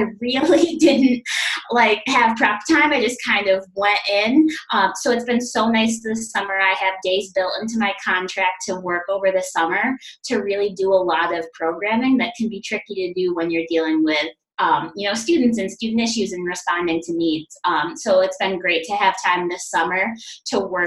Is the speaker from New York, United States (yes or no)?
yes; New York, United States; I am originally from New York and doing school counseling in New York